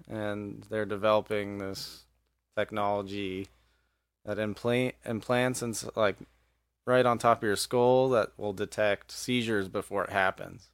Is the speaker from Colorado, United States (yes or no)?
yes; Evergreen, Colorado, United States; moved away as an adult; also born or lived in Philadelphia; now in Montana, United States; I grew up in Evergreen, Colorado